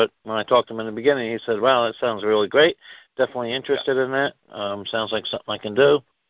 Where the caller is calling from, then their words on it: New Jersey, United States; I'm calling in from New Jersey.